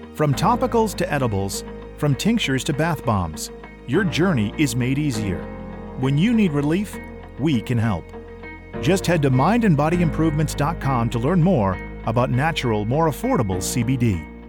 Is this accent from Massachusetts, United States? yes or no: yes; Boston, Massachusetts, United States; moved away; I'm from Boston originally